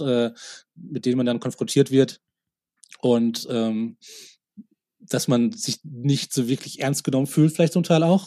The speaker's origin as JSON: {"language": "German", "town": "Oberhausen", "region": "North Rhine-Westphalia", "country": "Germany", "tie": "born or raised there", "also_born_or_lived": "United States", "moved": "yes", "lives_now": "Munich, Germany", "said": "in Oberhausen, in meiner Heimatstadt"}